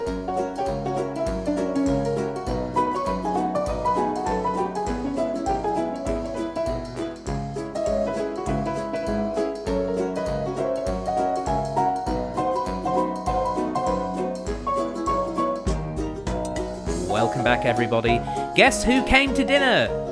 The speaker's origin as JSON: {"language": "English", "country": "Australia", "said": "we're Australian"}